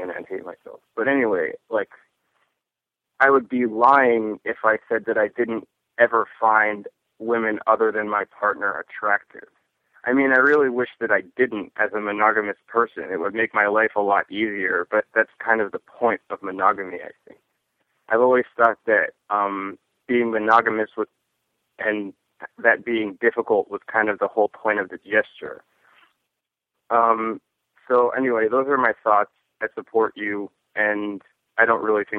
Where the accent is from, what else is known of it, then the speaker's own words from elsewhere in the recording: New York, United States; I'm from New York